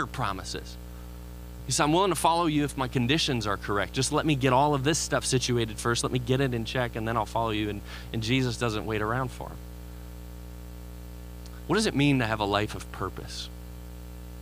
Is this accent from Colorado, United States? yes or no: no; Chicago, Illinois, United States; moved away; I'm from Chicago